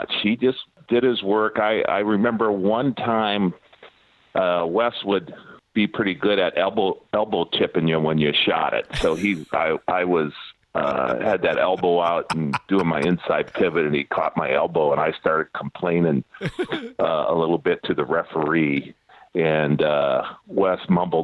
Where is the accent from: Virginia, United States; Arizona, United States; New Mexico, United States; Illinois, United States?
Illinois, United States; St. Anne; moved away; also born or lived in Milwaukee / Seattle; I had a ton of buddies that I grew up with back in Wichert, St. Anne area in Illinois